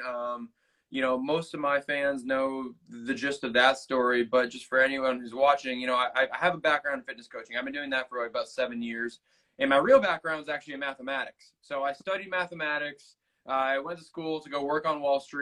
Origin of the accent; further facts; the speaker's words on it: Boston, Massachusetts, United States; moved away as an adult; also born or lived in Australia / Northern California / Kansas City; now in Los Angeles, United States; I'm from Boston originally